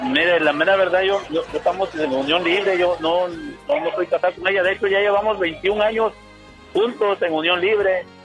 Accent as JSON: {"language": "Spanish", "region": "Veracruz", "country": "Mexico", "moved": "yes", "lives_now": "Ciudad Juárez, Mexico", "said": "Yo hablo de Ciudad Juárez, soy del estado de Veracruz"}